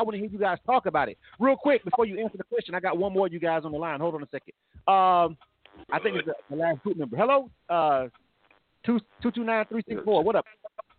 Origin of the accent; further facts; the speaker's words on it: Florida Panhandle, United States; I'm a Florida boy myself, so I'm from the Panhandle.